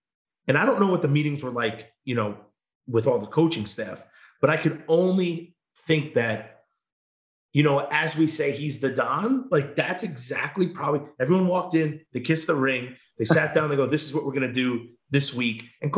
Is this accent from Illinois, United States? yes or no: no; New York, United States; now in Wisconsin; I came from New York to go to Wisconsin. Like this is my pride and joy. Like I'm not from Wisconsin, but I love it more than anything.